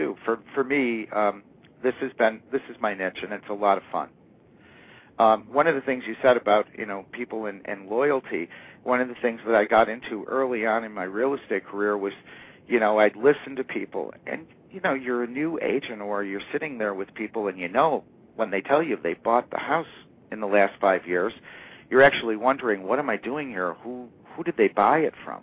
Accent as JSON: {"language": "English", "area": "foothills of the Adirondack Mountains", "region": "New York", "country": "United States", "tie": "born or raised there", "also_born_or_lived": "Northeast US", "said": "I fortunately grew up in the market here, came back by choice to the hometown"}